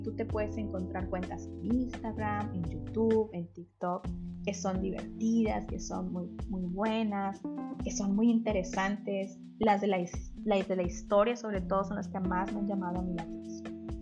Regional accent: Mexico; Yo soy de México

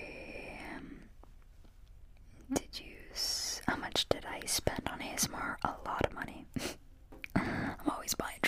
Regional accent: Pittsburgh, Pennsylvania, United States; Where's my accent from? So I'm from Pittsburgh. Born and raised in Pittsburgh, and I still live in Pittsburgh

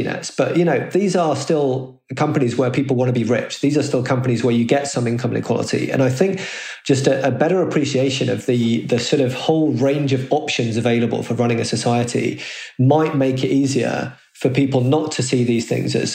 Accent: United Kingdom; as a Brit

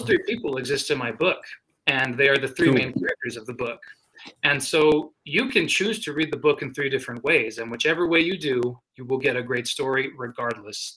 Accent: New Mexico, United States; my state

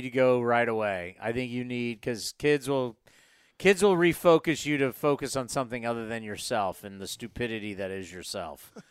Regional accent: Pittsburgh, Pennsylvania, United States; moved away; I grew up in Pittsburgh.

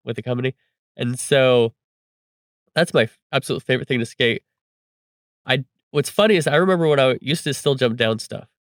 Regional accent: Reedley, California, United States; my hometown of Reedley, California

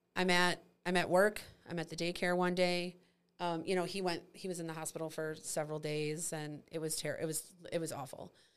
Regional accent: St. Charles, Missouri, United States; I grew up in St. Charles.

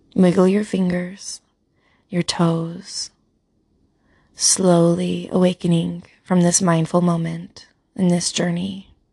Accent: Utah, United States; I'm from Utah

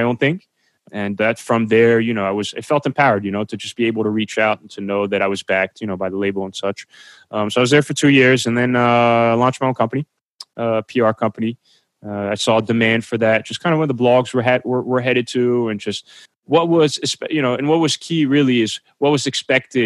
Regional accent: New Jersey, United States; I'm from New Jersey

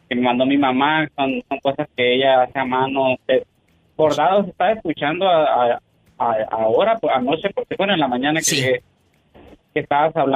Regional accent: Álamos, Sonora, Mexico; now in Phoenix, United States; yo soy de, no sé si te había comentado, yo soy del, de, de Álamo, Sonora.

